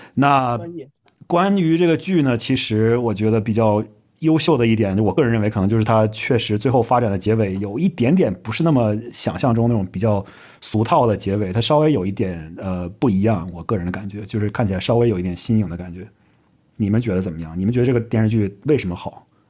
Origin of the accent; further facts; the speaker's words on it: Northeast China, China; 作为一个土生土长的东北人